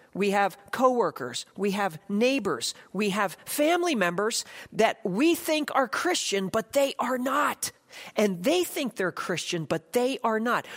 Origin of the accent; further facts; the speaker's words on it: United States; I'm an American